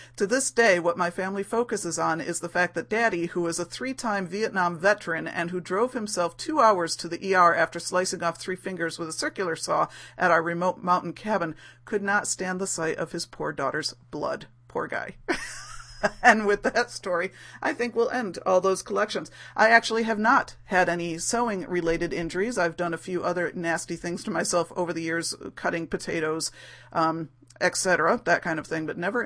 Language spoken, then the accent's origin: English; United States; as an American